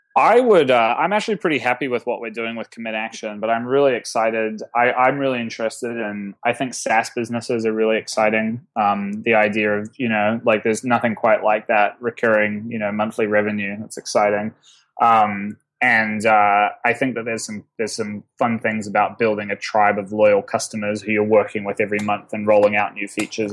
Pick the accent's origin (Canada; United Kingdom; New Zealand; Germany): New Zealand; as a New Zealander